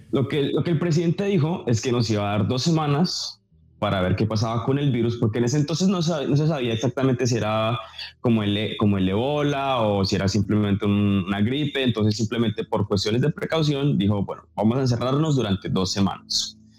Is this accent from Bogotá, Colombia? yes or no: yes; Bogotá, Colombia; yo obviamente soy colombiano, nací en Bogotá